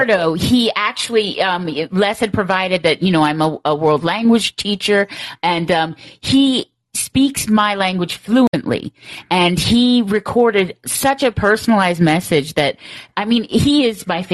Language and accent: English; Finger Lakes, New York, United States; I grew up in the Finger Lakes when I was a child